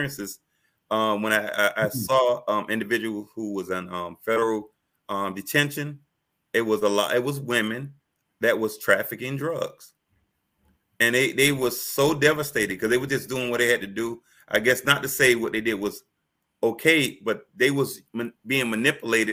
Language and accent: English; Miami, Florida, United States; growing up in Miami